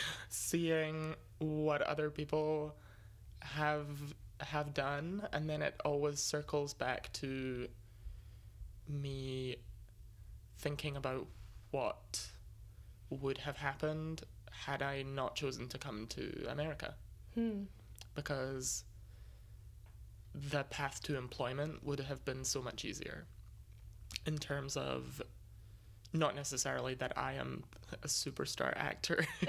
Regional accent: Scotland, United Kingdom; moved away as an adult; now in United States; coming out of a prestigious institution back home, being Scottish

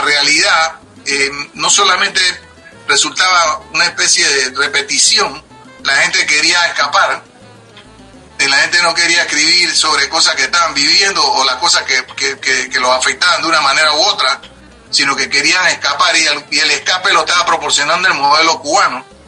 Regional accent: Panama; moved away as an adult; now in New York, United States; yo salí formado de Panamá. Yo salí a los 24, 25 años.

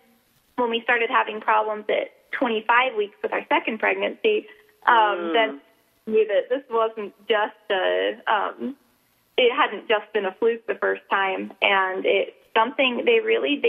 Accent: South Carolina, United States; moved away as an adult; now in Alaska, United States; I'm from South Carolina

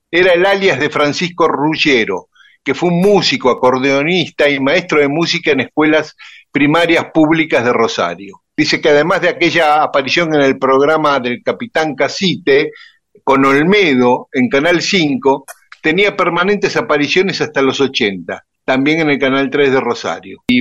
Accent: Paraguay; accent: Guaraní; now in New York, United States; Y a mí también, que vivo en Nueva York, se me nota mi acento guaraní.

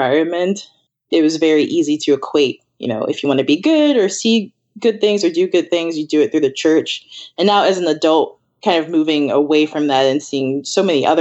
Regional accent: Chicago, Illinois, United States; moved away as an adult; also born or lived in Iowa / China; now in Seattle, United States; I grew up in Chicago where we had the lake, and now I'm here in Seattle

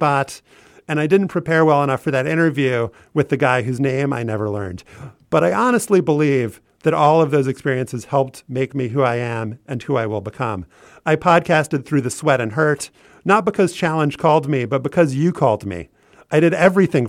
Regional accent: New Orleans, Louisiana, United States; moved away as an adult; now in Washington, D.C., United States; I'm from New Orleans originally, but Washington, D.C. truly raised me. I've been in the city for almost 14 years

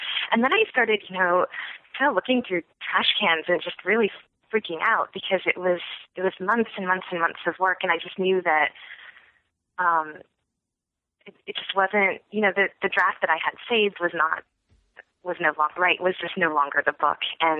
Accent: Michigan, United States; also born or lived in Evanston, United States / New York, United States / New Jersey, United States; so I was born in Evanston, where my dad was a graduate student at Northwestern, and then we moved to upstate New York, and then we moved to New Jersey, and then we moved to Michigan.

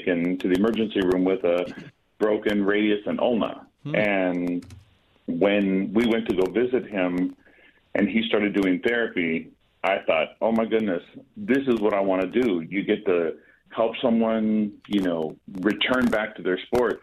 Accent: San Francisco, California, United States; also born or lived in Hercules, California; So I grew up in San Francisco in the Bay Area and moved to a small city called Hercules.

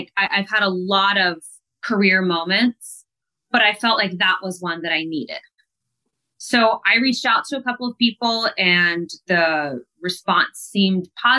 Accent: Columbus, Ohio, United States; Columbus, which is my hometown

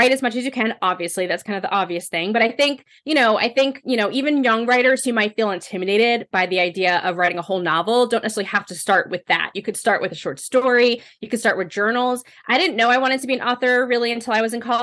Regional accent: United States; now in Connecticut, United States; I grew up right outside of New York City

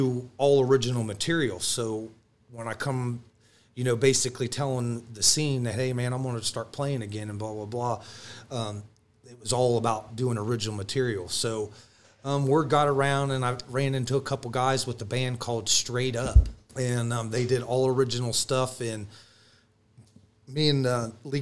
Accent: Newark, Ohio, United States; moved away as an adult; also born or lived in Columbus, Ohio; now in Columbus area, United States; I'm was still from Newark and Heath area and not up in here in the central Ohio and Columbus area like I am now.

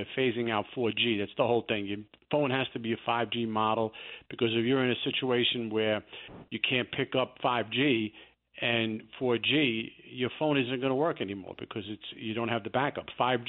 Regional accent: New York City, New York, United States; I grew up in the Bronx.

